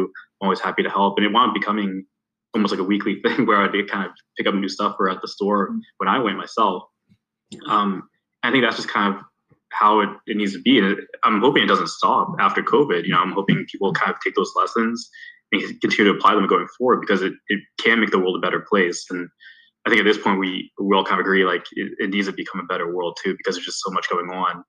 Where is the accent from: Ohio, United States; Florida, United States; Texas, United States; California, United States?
Ohio, United States; Youngstown; growing up in Youngstown